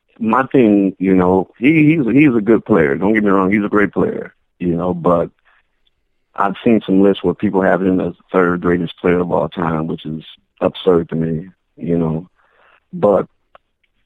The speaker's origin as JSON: {"language": "English", "region": "Minnesota", "country": "United States", "said": "I'm from Minnesota"}